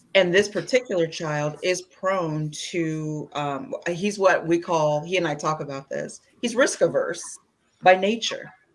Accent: Indiana, United States; now in Washington, D.C. metropolitan area, United States; I grew up in Indiana, middle America

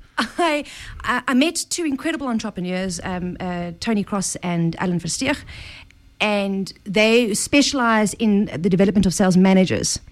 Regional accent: South Africa; I'm South African

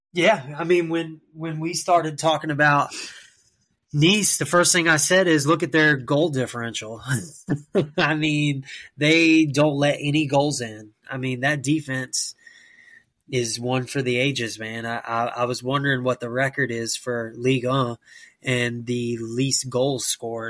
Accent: United States; myself being an American

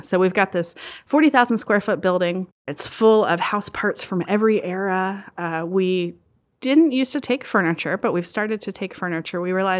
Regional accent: Maryland, United States; I grew up down in Southern Maryland, right on the water in this beautiful old brick cottage, and it was an idyllic childhood.

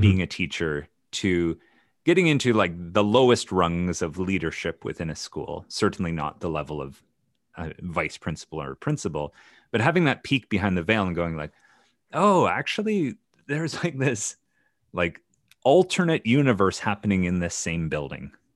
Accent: Ontario, Canada; the Ontario, I grew up in Canada, so the Ontario system

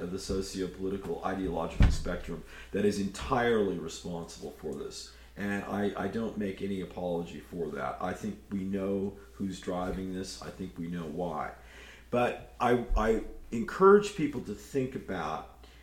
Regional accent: Berkeley, California, United States; my hometown of Berkeley, California

